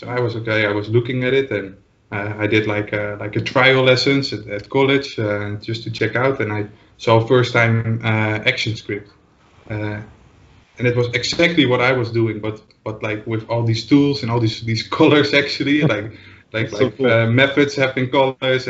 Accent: Netherlands; English is a second language; I'm from the Netherlands, as you might can hear.

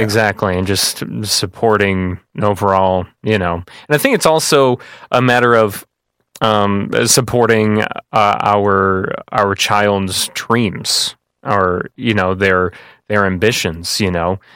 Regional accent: Kankakee, Illinois, United States; I came from a family that's been here for generations and generations

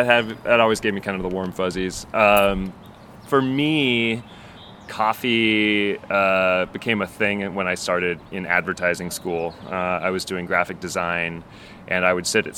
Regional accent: Dayton, Ohio, United States; I grew up in Ohio, in Dayton

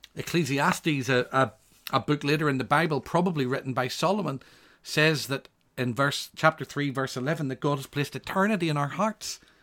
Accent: Northern Ireland, United Kingdom; I come from Northern Ireland

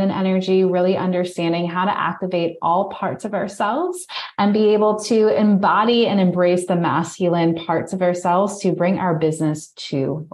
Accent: New York, United States; moved away; I'm originally from New York

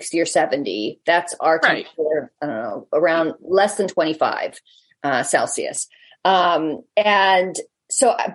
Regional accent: United States; we're American

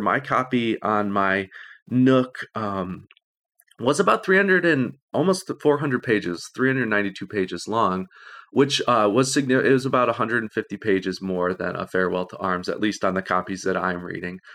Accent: Illinois, United States; I'm from Illinois

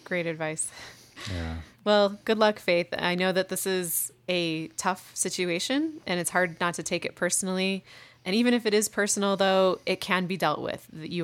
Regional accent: Midwest, United States; I mean, I come from the Midwest too.

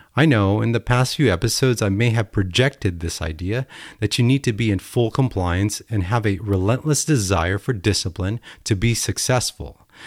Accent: United States; Being American is amazing

